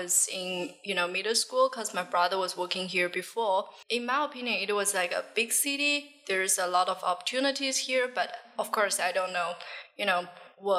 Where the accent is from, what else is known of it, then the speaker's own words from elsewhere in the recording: Jiangxi, China; now in Shenzhen, China; My hometown is in Jiangxi mm-hmm. province, actually 6 hours by car